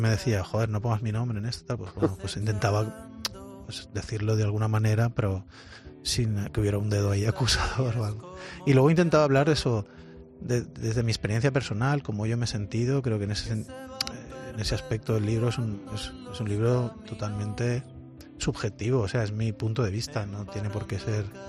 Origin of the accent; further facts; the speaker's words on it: Valencia, Valencian Community, Spain; moved away as an adult; now in Molde, Norway; un tío de Valencia, del Mediterráneo, eh, esté viviendo en, en, un sitio como Molde